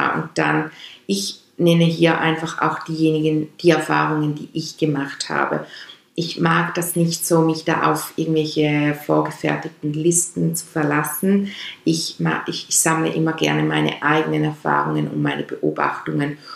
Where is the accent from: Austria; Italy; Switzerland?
Switzerland; accent: Swiss German; first language Swiss German; German is a second language; Meine Muttersprache ist meines Erachtens Schweizerdeutsch. Obwohl ja bei uns Schweizern, die Schweizerdeutsch als Muttersprache haben